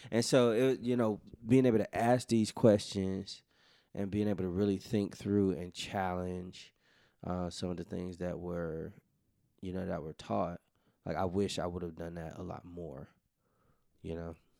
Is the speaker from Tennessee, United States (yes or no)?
yes; Memphis, Tennessee, United States; us growing up in Memphis